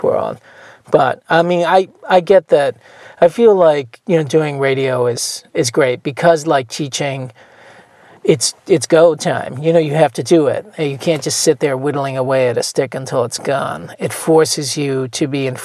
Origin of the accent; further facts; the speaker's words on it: outside of Boston, Massachusetts, United States; moved away; also born or lived in New York; I grew up outside of Boston